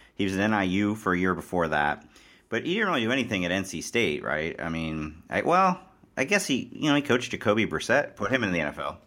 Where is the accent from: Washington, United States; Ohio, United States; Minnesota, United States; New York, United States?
Ohio, United States; Cincinnati; I grew up in Cincinnati